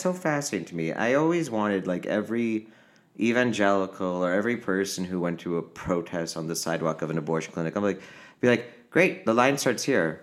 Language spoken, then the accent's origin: English; Naperville, Illinois, United States; moved away as an adult; also born or lived in Aurora, Illinois; now in Los Angeles, United States; growing up in Aurora and Naperville, Illinois